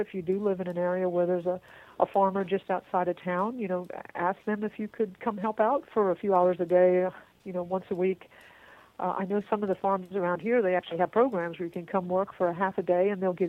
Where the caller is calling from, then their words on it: Texas, United States; and of course I'm calling you from Texas, and we are famous for not having any water here